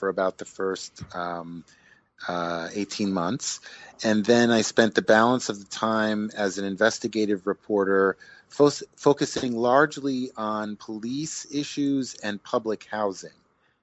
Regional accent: Rochester, New York, United States; moved away as an adult; also born or lived in Chicago; I was raised in Rochester, New York, which is a town in upstate New York

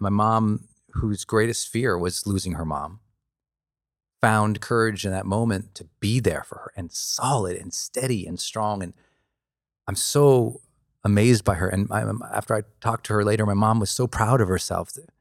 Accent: Montana, United States; I grew up in Montana

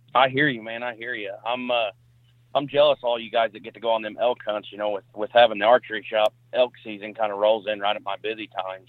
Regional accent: Perryville, Missouri, United States; I'm from Perryville, Missouri.

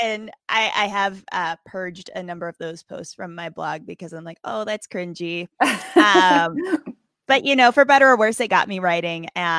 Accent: Appalachia, United States; now in Wisconsin, United States; I grew up in right on the West Virginia-Virginia border. So in the Appalachian Mountains. And, I do miss the mountains.

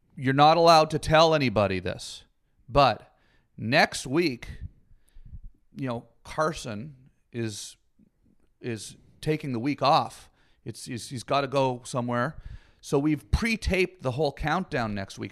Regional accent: Canada; Canadian, and I grew up in the woods.

